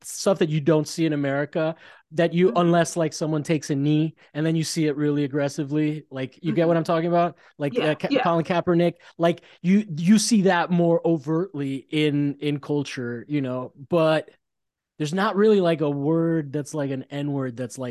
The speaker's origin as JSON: {"language": "English", "country": "Italy", "tie": "born or raised there", "moved": "yes", "said": "I grew up in Italy"}